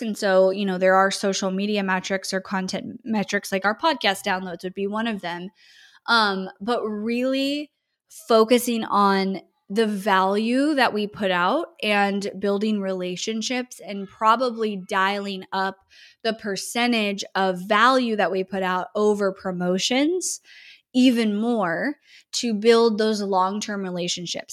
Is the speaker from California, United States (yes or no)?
yes; Northern California, United States; moved away as an adult; now in Austin, United States; growing up in California, especially Northern California